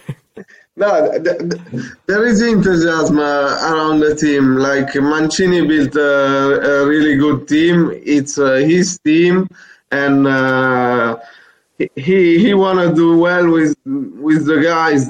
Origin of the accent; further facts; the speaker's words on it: Italy; accent: Italian; English is a second language; I, am born in Italy, as you can hear from my accent. But actually, my father is French.